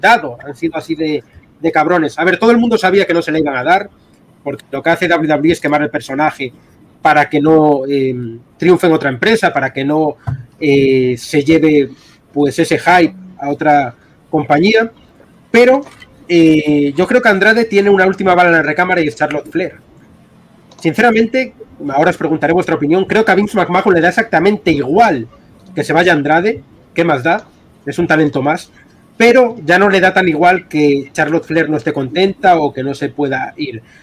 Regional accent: Spain

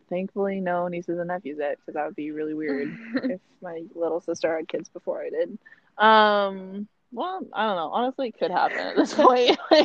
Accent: Washington, United States; also born or lived in Honolulu, Hawaii; I am from Washington State, born and raised, proudly. Currently a resident.

